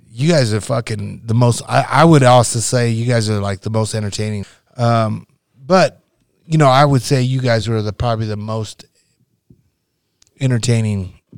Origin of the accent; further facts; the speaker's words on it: Nebraska, United States; you got to realize I came from Nebraska, right?